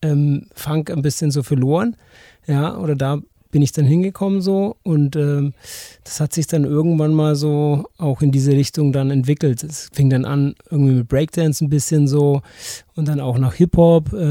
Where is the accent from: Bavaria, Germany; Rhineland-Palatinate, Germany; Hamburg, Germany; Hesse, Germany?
Bavaria, Germany; Herzogenaurach; also born or lived in Erlangen; now in Nuremberg, Germany; Nee, und äh, ja, ähm, Erlangen geboren, ähm, Herzogenaurach aufgewachsen und ähm, ja, dann nach Nürnberg ähm, gezogen irgendwann mal, ja.